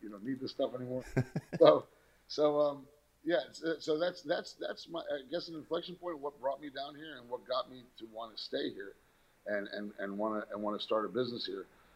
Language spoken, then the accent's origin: English; New York City, New York, United States; moved away as an adult; now in Miami, United States; I was born in New York. And as a New Yorker, you're taught that New York City is the center of the universe